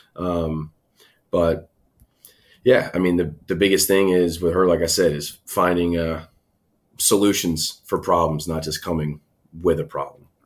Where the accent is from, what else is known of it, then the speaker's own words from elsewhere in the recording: Tampa, Florida, United States; also born or lived in Schenectady, New York; Moved down to Tampa, Florida when I was two, three years old. So I was raised down here in Tampa.